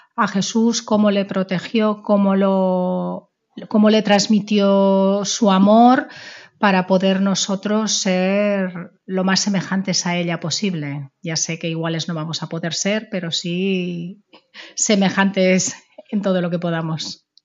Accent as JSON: {"language": "Spanish", "town": "Nonaspe", "region": "Aragon", "country": "Spain", "said": "somos de Nonaspe"}